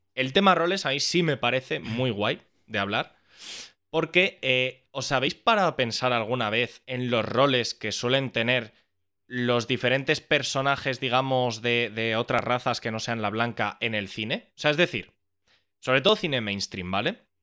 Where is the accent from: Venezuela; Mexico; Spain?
Spain; nuestra cultura como españoles